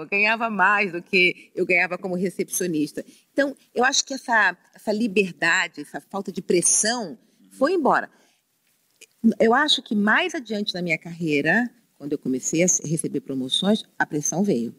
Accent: Rio de Janeiro, Brazil; now in São Paulo, Brazil; eu nasci no Rio de Janeiro, no subúrbio, lá, lá a gente chama subúrbio, é que a gente chama periferia, né? Na Penha

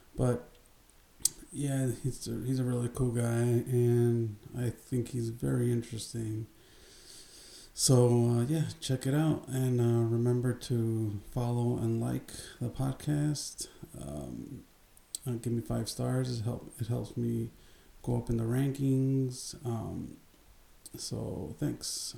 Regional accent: Chicago, Illinois, United States; we basically grew up about a block away from each other mm-hmm. in uh, K Town

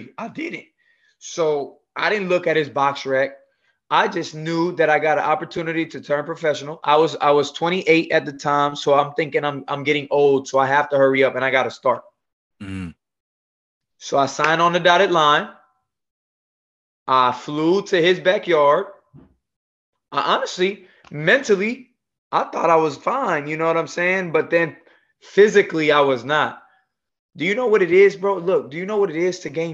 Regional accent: Bayamón, Puerto Rico; also born or lived in Clarksville, Tennessee; now in Florida, United States; originally I'm from Bayamón, Puerto Rico

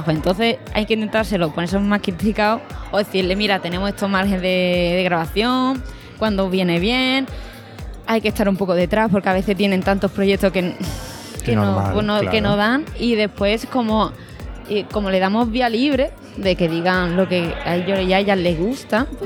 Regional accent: Seville, Andalusia, Spain; Estoy en Sevilla, que yo creo que yo soy de Sevilla

